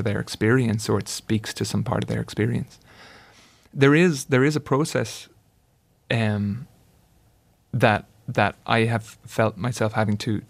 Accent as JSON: {"language": "English", "country": "Ireland", "said": "I was writing it as an Irishman"}